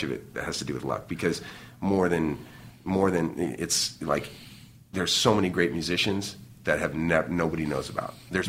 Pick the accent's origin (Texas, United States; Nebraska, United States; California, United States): California, United States; Irvine; back when we were kids in Irvine, it was all just orange fields and, you know, orange groves and a couple high schools.